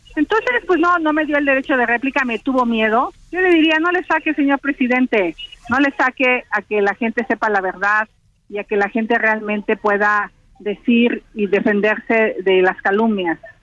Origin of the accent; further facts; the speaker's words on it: Mezquital Valley, Hidalgo, Mexico; vengo del Valle del Mezquital